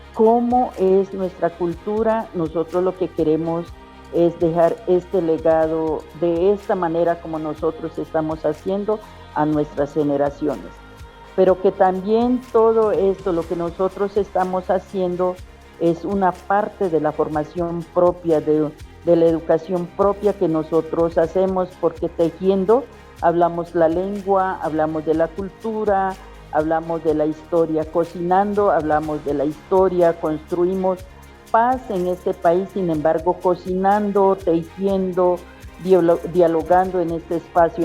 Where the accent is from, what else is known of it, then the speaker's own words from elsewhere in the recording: La Chorrera, Amazonas, Colombia; yo soy del pueblo indígena Uitoto, del territorio de origen de la chorrera Amazonas del resguardo predio Putumayo